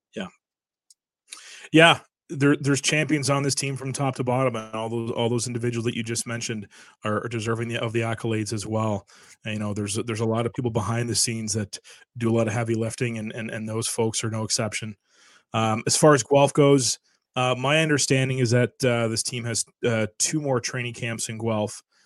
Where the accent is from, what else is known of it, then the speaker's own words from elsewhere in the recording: Canada; a lot of us are very proud to be Canadian.